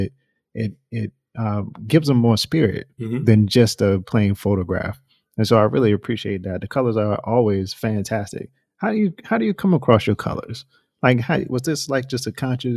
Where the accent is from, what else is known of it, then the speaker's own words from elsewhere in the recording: North Carolina, United States; I'm from North Carolina